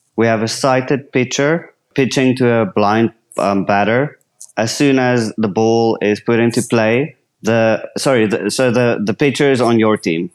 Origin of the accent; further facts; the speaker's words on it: South Africa; I'm from South Africa